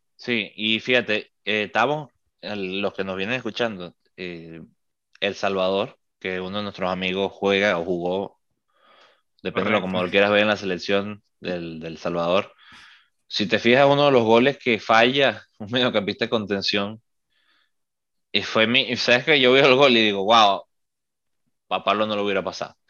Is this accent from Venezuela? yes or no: yes; Venezuela; now in United States